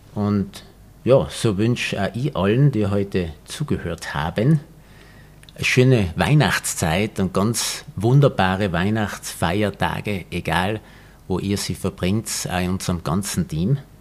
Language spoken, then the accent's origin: German; Tyrol, Austria; wir sind ja beide Tiroler, die in der Natur leben